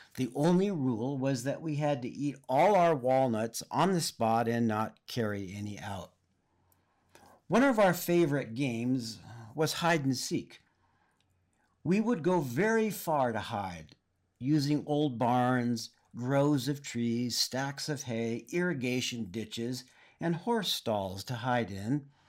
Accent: Oxnard, California, United States; I grew up in Oxnard, in Ventura County, north of L A proper

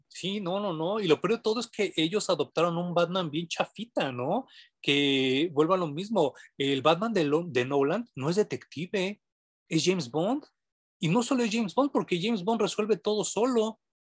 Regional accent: Mexico City, Mexico; yo crecí en Barrio Bajo, yo, yo soy de la San Rafael

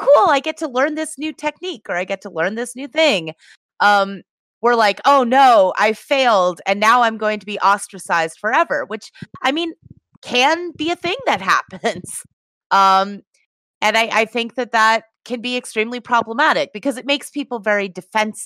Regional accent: Massachusetts, United States; now in California, United States; I'm from Massachusetts.

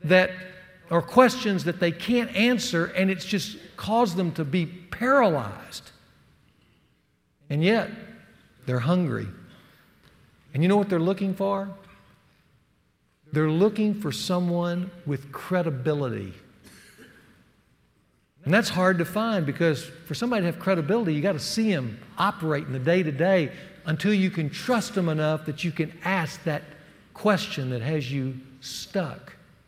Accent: the South, United States; accent: Southern; moved away as an adult; I was the only guy from the South. They made fun of my Southern accent

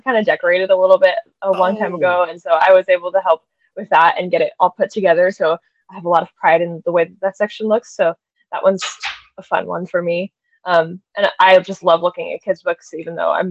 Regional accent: Manhattan, Kansas, United States; I am a townie, what we call a townie here. So I was born in Manhattan. I've been here my whole life

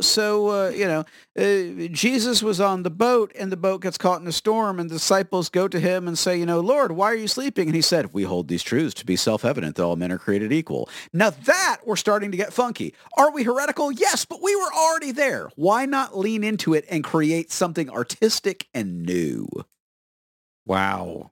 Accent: Florida, United States; I am from Florida

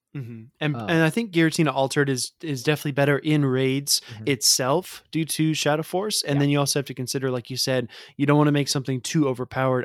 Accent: the South, United States; I grew up in the South

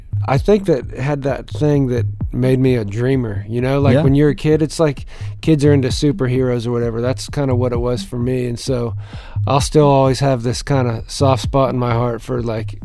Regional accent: Pennsylvania, United States; growing up in Pennsylvania

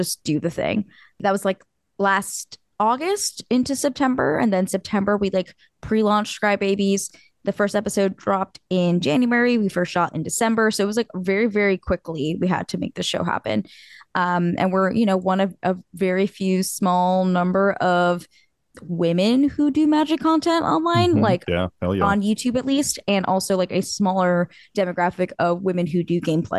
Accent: New Jersey, United States; I'm from Jersey too

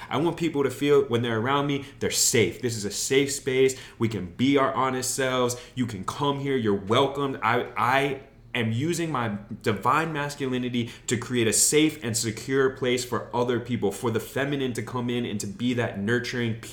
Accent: Wyoming, United States; now in Los Angeles, United States; I grew up in Wyoming on a farm right? Mm-hmm. And so my parents are cowboys, my grandparents were cowboys, mm-hmm. but I don't feel like a cowboy

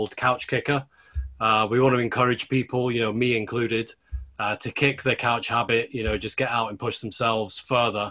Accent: Scotland, United Kingdom; I grew up in Scotland

